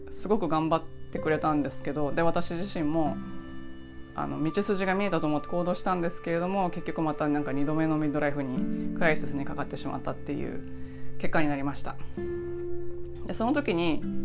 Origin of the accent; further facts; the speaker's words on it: Kansai, Japan; 私はあの関西で育って親が自営業だったんですけど